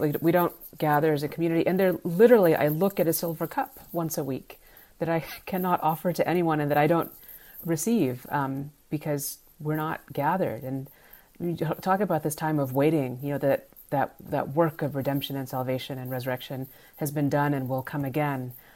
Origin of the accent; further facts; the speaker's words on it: United States; the privilege of being an American